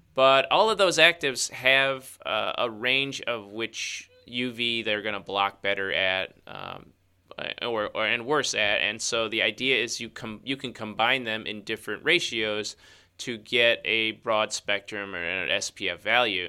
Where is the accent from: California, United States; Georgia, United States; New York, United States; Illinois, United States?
Illinois, United States; Chicago; that's my hometown